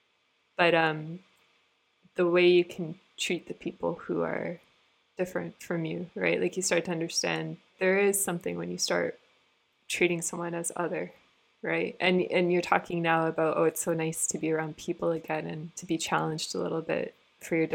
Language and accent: English; Canada; I grew up in Canada, and Toronto is a pretty multicultural city